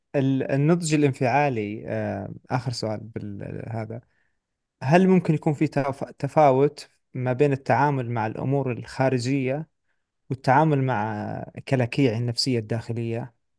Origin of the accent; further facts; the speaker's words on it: Saudi Arabia; عندنا في السعوديه